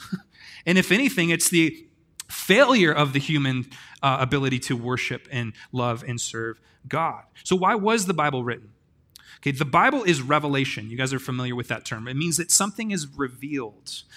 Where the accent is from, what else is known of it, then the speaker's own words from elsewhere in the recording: Grants Pass, Oregon, United States; I'm from a place called Grants Pass, and I live on tenth street in Grants Pass.